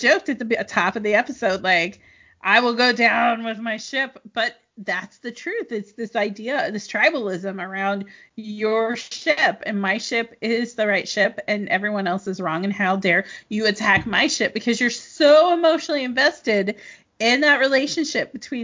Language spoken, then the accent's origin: English; Midwest, United States; also born or lived in Kansas; now in Los Angeles, United States; I'm from the Midwest